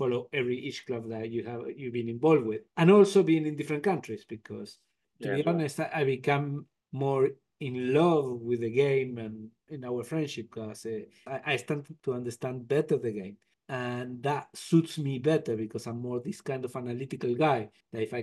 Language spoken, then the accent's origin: English; Argentina; moved away; I'm originally from Argentina.